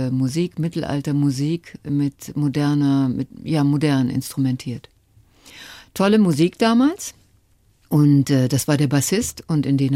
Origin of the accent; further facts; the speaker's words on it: North Rhine-Westphalia, Germany; Und da, wo ich herkomme, aus dem Ruhrgebiet und wie gesagt, mein Vater, der auf der Zeche gearbeitet hat, meine Mutter war Hausfrau